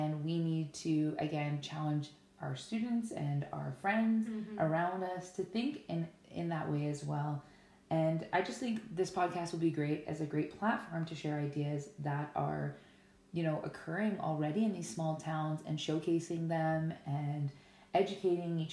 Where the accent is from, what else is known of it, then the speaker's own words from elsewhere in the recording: Ponoka, Alberta, Canada; also born or lived in Bluffton, Alberta / Lethbridge, Alberta; now in Stettler, Canada; I am born and raised in Pinoca, Alberta, which I always like to tell people is the cowboy town